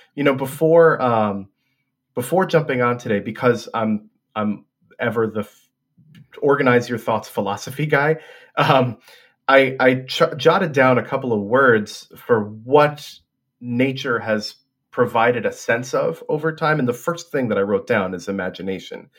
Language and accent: English; Hudson River, New York, United States; moved away; also born or lived in Boston; I grew up on the Hudson River, uh, could see the river, could see the mountains sort of from my attic bedroom window